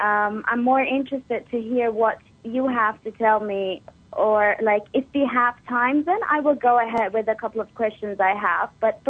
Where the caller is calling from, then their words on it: Dubai, United Arab Emirates; English is a second language; I'm calling from Dubai, United Arab Emirates.